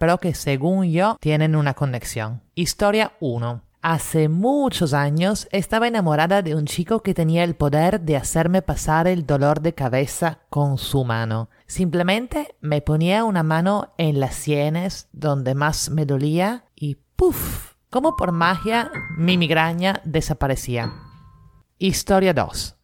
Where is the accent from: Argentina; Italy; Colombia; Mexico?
Italy; now in Lima, Peru; italiana en Lima